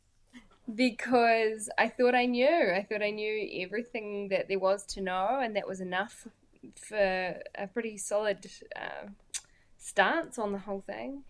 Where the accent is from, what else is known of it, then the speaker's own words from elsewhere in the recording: Pukekohe, Auckland, New Zealand; I, am from Pukekohe, so if you don't know where Pukekohe is, type it into Google and be incredibly underwhelmed. Um, but I love my little hometown